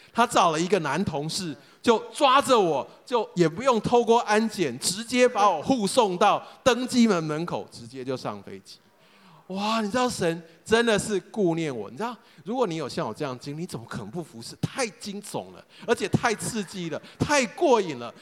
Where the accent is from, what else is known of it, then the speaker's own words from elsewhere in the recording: Taichung, Taiwan; also born or lived in United States / Taipei; 我其实从小就在东海大学校园长大